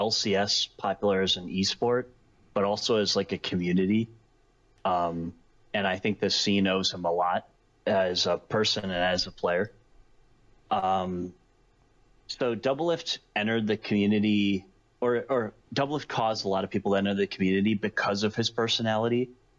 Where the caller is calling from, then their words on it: Fond du Lac, Wisconsin, United States; I'm calling from Fond du Lac, Wisconsin.